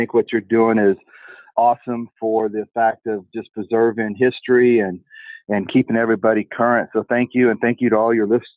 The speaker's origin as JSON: {"language": "English", "town": "Turlock", "region": "California", "country": "United States", "tie": "born or raised there", "also_born_or_lived": "Visalia, California", "said": "I actually grew up in a sale barn in Turlock, California. I was born in Visalia, California in 1969"}